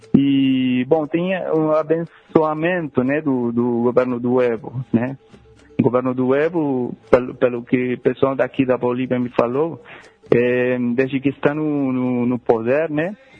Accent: Rosario, Santa Fe, Argentina; Portuguese is a second language; moved away; o lugar onde eu nasci, é, bom, é, Rosário

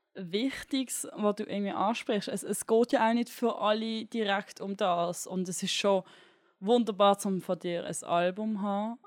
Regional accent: Switzerland; als Schweizerin

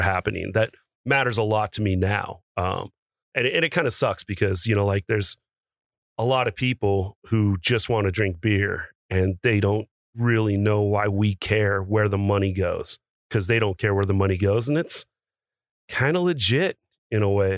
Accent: the Northwest, Pacific Northwest, United States; moved away as an adult; now in Las Vegas, United States; I grew up in the Northwest

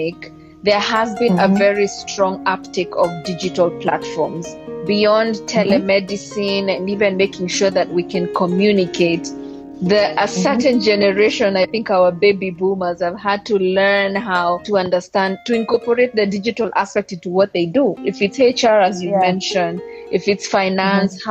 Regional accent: Kenya; now in Ethiopia; I'm Kenyan, but I stay in Ethiopia

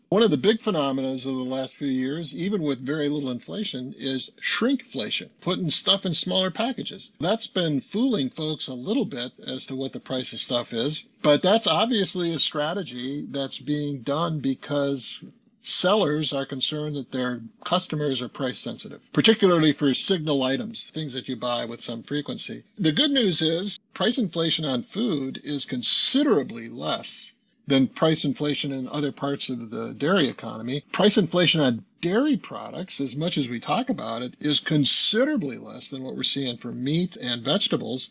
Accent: west of Milwaukee, southeastern Wisconsin, United States; moved away; I drive due west of Milwaukee and, and my hometown where I lived in the 50s and 60s

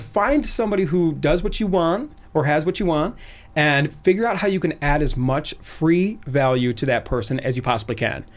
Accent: Cleveland, Ohio, United States; moved away as an adult; also born or lived in Arizona; I was born and raised in Cleveland

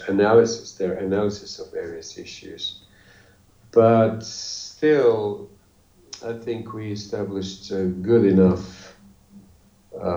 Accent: Bosnia & Herzegovina; English is a second language; I'm from Bosnia

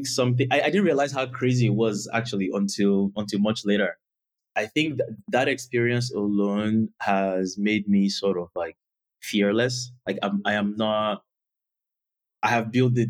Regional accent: southern Nigeria, Nigeria; moved away as an adult; also born or lived in Canada; I grew up in the southern part of Nigeria

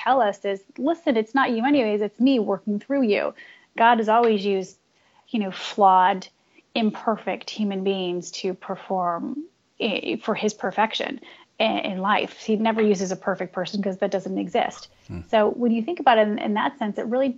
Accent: Midwest, United States; moved away as an adult; now in East Coast, United States; growing up in the Midwest, you have your big power churches

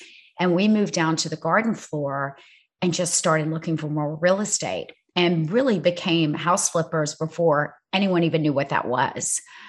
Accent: South Georgia, United States; also born or lived in Los Angeles; now in New York City, United States; I'm from South Georgia.

